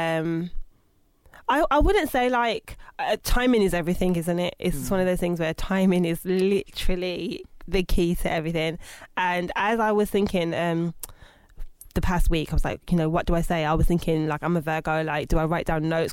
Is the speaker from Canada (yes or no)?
no; Birmingham, West Midlands, United Kingdom; moved away as an adult; now in London, United Kingdom; I'm originally from Birmingham. Born in 1986